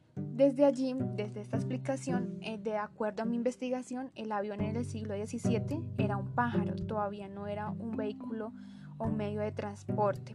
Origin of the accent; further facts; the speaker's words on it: Santander, Colombia; soy oriunda de Santander